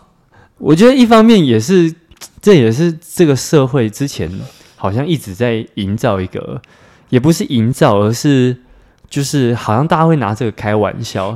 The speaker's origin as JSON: {"language": "Chinese", "country": "Taiwan", "said": "我们在这样的生社会氛围下长大， 对， 对啊，因为也不是只有台湾啦"}